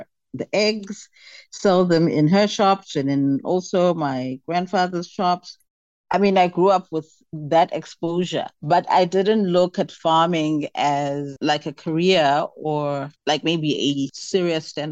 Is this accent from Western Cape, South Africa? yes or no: no; Port St. Johns, Eastern Cape, South Africa; I come from Port St. John's in the Transkei, the old Transkei. It is now the Eastern Cape.